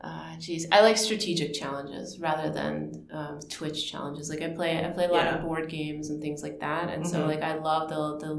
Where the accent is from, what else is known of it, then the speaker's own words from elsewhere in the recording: Ukraine; moved away; I grew up in Ukraine.